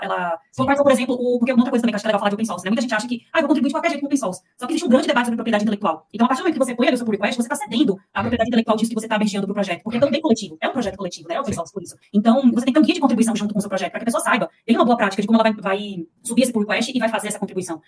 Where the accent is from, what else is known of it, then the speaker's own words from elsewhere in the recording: Pernambuco, Brazil; moved away as an adult; now in São Paulo, Brazil; Eu sou pernambucana, mas eu moro em São Paulo há mais de 10 anos. Eu vim pra fazer faculdade